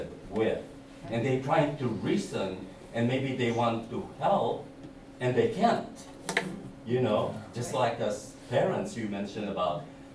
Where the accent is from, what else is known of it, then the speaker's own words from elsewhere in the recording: Philippines; moved away; because I came from Philippines